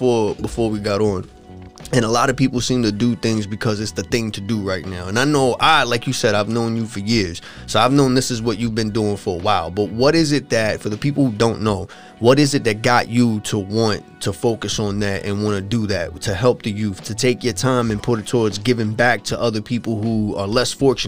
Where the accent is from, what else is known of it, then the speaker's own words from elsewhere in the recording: Huntington, New York, United States; we grew up in Huntington